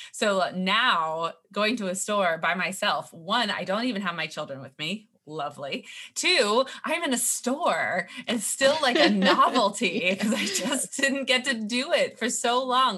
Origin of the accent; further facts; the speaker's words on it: California, United States; moved away as an adult; now in Philadelphia, United States; I grew up in California